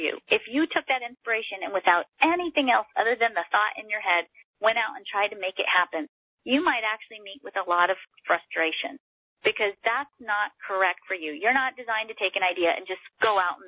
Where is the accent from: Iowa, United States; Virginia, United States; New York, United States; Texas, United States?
Texas, United States; I am Texan